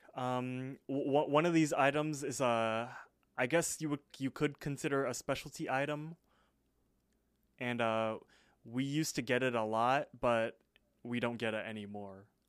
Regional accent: United States; I'm I'm American

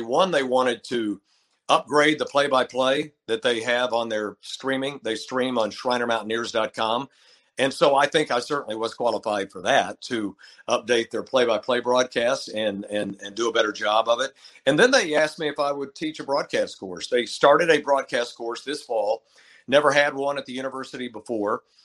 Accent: Lubbock, Texas, United States; moved away as an adult; also born or lived in Menomonee Falls, Wisconsin; I'm from Texas. I mean, I grew up here, grew up in Lubbock

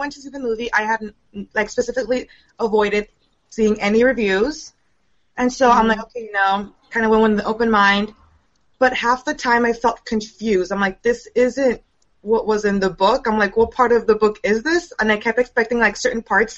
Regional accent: California, United States; I'm from California, and I'm a writer for 7thPage.com

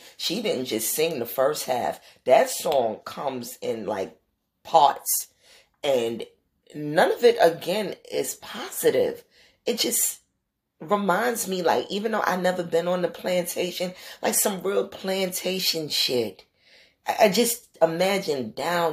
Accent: United States; I grew up in the American school system

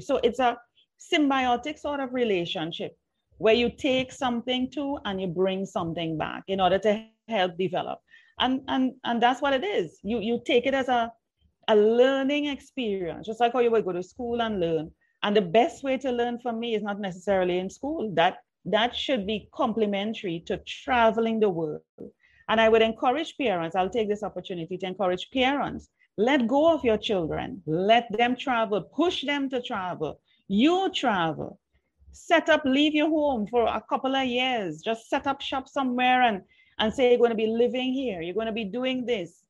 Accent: Trinidad & Tobago; accent: Trini; moved away; also born or lived in Jamaica; words that I grew up with in Trinidad

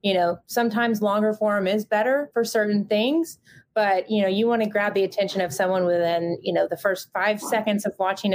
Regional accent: Southeast, United States; growing up in the Southeast

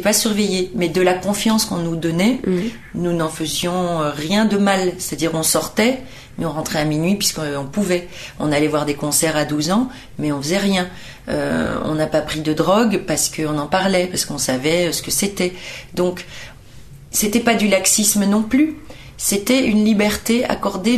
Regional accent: Brussels, Brussels-Capital Region, Belgium; moved away; moi je suis née de parents portugais. Euh, en Belgique. Donc à 18 ans, vous avez le choix de la nationalité et moi j'ai pris celle du sol parce que à 18 ans, j'ai estimé que euh, bah, mes souvenirs étaient belges, l'école était belge

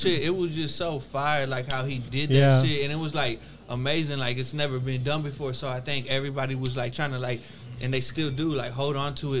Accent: Houston, Texas, United States; I'm from Houston

